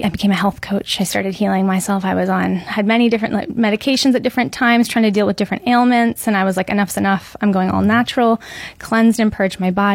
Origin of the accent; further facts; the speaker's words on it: Muskoka, Ontario, Canada; now in Lake Nona, United States; I'm originally from Canada, born and raised in a small town area of Muskoka, a cottage country